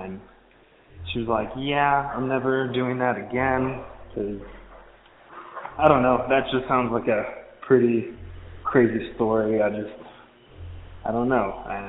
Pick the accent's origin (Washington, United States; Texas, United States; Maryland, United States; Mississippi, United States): Texas, United States; now in Denver, United States; I'm originally from Texas, and I now live in Denver, Colorado.